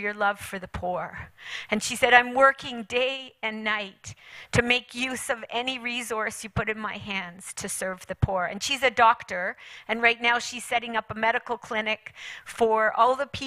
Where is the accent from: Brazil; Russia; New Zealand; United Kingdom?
United Kingdom; England; moved away; also born or lived in China; I went back to England. I was born in England.